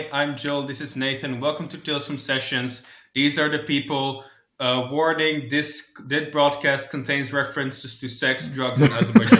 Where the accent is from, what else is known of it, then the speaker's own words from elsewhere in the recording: Netherlands; now in Belgium; I'm from the Netherlands, but I live in Belgium now.